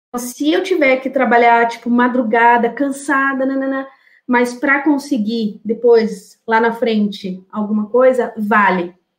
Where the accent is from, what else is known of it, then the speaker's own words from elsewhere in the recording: São Paulo, Brazil; also born or lived in Sorocaba; Eu sou de São Paulo, morei 10 anos em Sorocaba, eu voltei para São Paulo